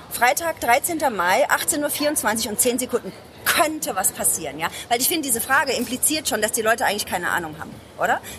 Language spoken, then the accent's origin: German; Ludwigshafen, Rhineland-Palatinate, Germany; Ähm, also ich komme aus Ludwigshafen, das ist eine Stadt, Arbeiterstadt.